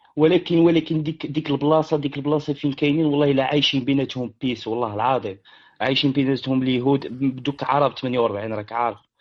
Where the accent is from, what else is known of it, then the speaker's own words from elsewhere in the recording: Nador, Oriental, Morocco; accent: Riffian; في الريف ولكن مدينتي صغيره دغيا غيعقلوني انا من الناظور